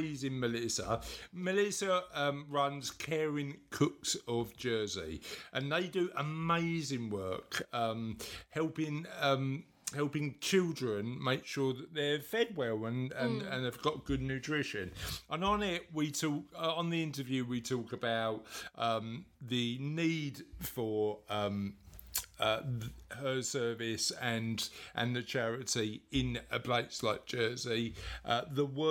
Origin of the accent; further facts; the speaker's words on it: London, United Kingdom; I was brought up in East London